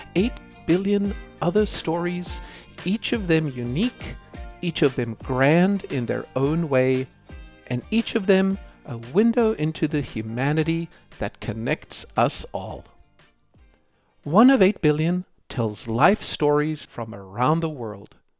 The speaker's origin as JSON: {"language": "English", "country": "South Africa", "tie": "born or raised there", "said": "growing up in South Africa"}